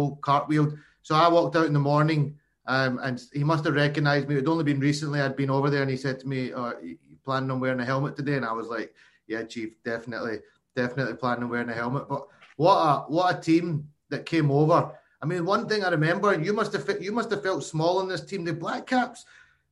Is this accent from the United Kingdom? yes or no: yes; Glasgow, Scotland, United Kingdom; I'm from Glasgow